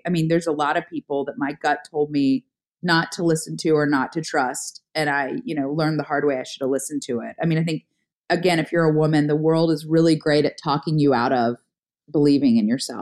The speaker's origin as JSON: {"language": "English", "region": "the South", "country": "United States", "tie": "born or raised there", "said": "as a girl growing up in the South"}